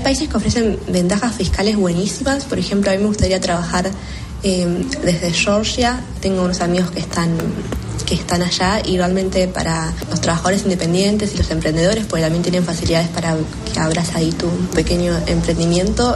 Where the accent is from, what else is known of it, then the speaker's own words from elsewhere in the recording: Argentina; yo soy de Argentina